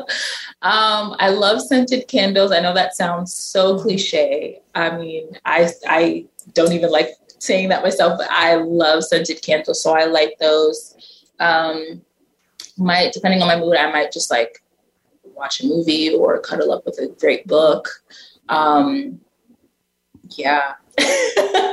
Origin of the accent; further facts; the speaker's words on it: New York City, New York, United States; growing up in Brooklyn, I was so young and naive